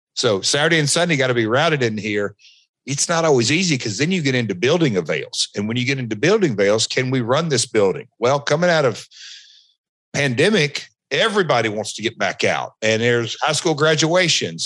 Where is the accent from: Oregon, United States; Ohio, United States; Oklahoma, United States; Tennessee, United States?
Tennessee, United States; Nashville; I'm from Nashville